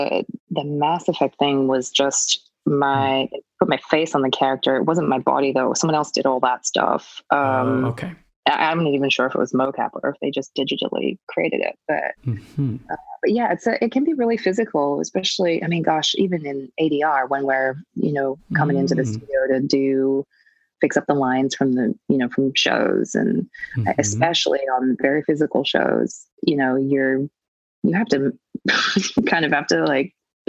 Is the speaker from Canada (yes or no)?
no; Australia; as an Australian, we say burger, order, you know, girlfriend. You don't hit the R.